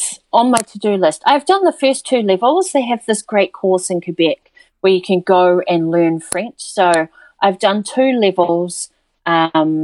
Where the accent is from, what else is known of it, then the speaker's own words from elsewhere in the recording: New Zealand; moved away as an adult; now in Montreal, Canada; I'm from New Zealand. I've been in Canada almost 3 years.